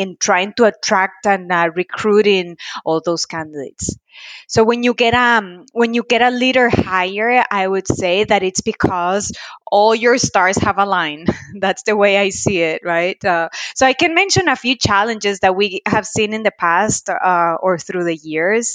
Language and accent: English; Costa Rica; now in Arizona, United States; I am a proud Latina, born and raised in Costa Rica. I currently reside in Arizona.